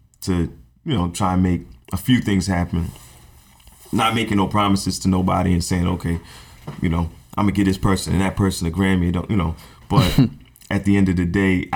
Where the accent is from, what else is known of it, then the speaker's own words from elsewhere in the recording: Barbados; I'm from Barbados